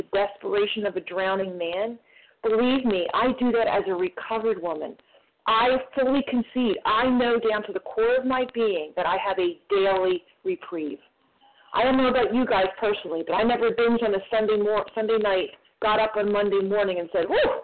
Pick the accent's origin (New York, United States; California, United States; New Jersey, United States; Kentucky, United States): New Jersey, United States; I'm from New Jersey